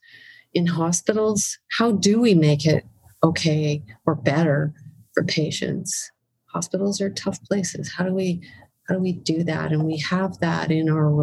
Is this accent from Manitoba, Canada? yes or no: yes; Winnipeg, Manitoba, Canada